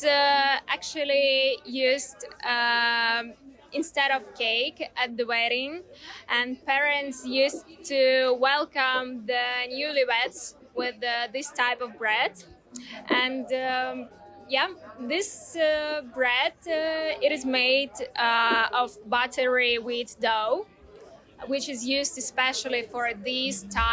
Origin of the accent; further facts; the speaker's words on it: Ukraine; I'm from Ukraine